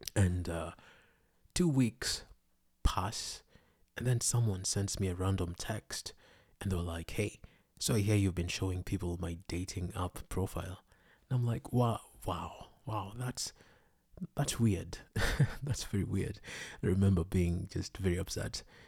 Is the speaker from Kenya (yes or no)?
yes; Kenya; I was born in Kenya